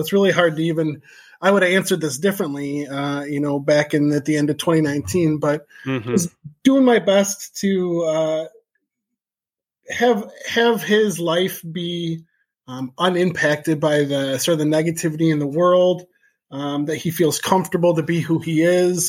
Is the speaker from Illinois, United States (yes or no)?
yes; Chicago, Illinois, United States; moved away as an adult; also born or lived in Colorado; now in Jefferson, Wisconsin, United States; I grew up outside of Chicago